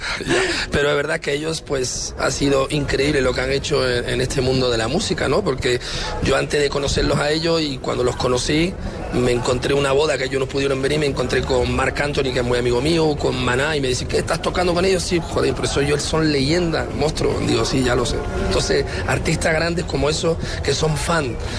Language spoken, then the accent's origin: Spanish; France; Yo nací al lado de París, pero me tocó lo mismo, mis padres vinieron después de la guerra de Franco